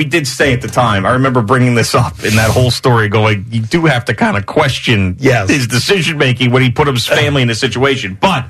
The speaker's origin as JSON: {"language": "English", "region": "New York", "country": "United States", "tie": "born or raised there", "said": "I grew up in New York."}